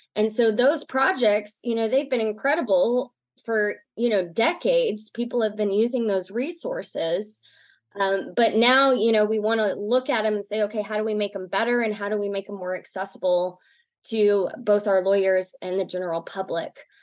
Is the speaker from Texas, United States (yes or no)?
yes; East Texas, United States; now in Lubbock, United States; originally I'm from East Texas